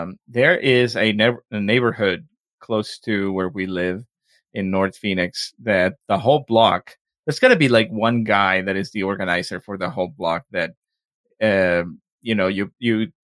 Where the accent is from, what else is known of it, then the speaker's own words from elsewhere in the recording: Mexico; accent: Mexican; my Mexican accent